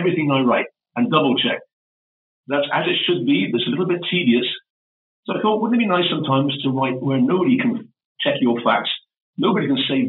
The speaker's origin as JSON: {"language": "English", "area": "Welsh", "region": "Wales", "country": "United Kingdom", "said": "Being Welsh, I was cognizant, Welsh and Celtic"}